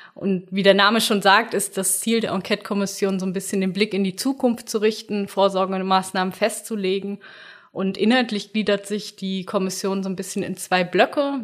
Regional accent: near Bielefeld, North Rhine-Westphalia, Germany; in der Nähe von Bielefeld, wo ich herkomme

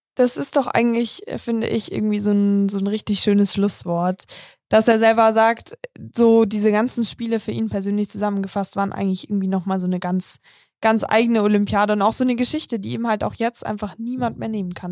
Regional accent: Munich, Bavaria, Germany; Ich bin zwar selber in München aufgewachsen

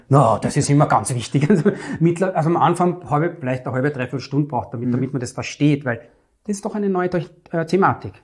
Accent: Vienna, Austria; Ich komme aus Wien, aus dem dritten und elften Wiener Gemeindebezirk

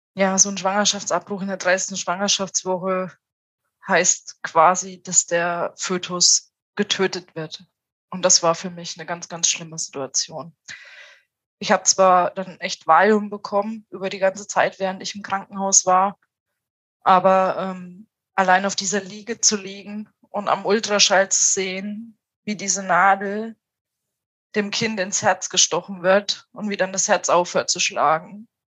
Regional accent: Thuringia, Germany; now in Tübingen, Germany; wir sind beide aus Thüringen

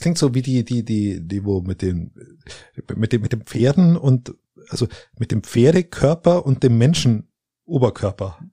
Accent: Landsberg am Lech, Bavaria, Germany; bei uns in Landsberg am Lech oder da irgendwo in der, in der Ecke

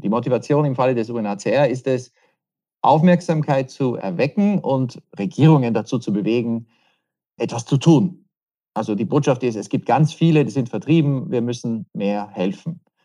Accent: Vienna, Austria; moved away; also born or lived in Western Ukraine; Wien der Stadt, wo ich aufgewachsen bin

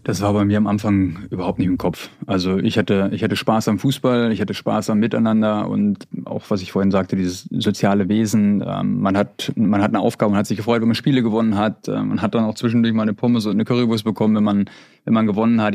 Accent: Bad Oeynhausen, North Rhine-Westphalia, Germany; ich komme aus Bad Oeynhausen in Ostwestfalen

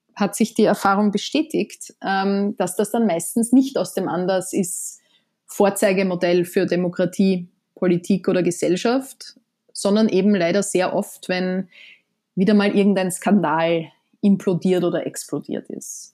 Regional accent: Austria; moved away as an adult; now in New York, United States; man ist ja als Österreicherin

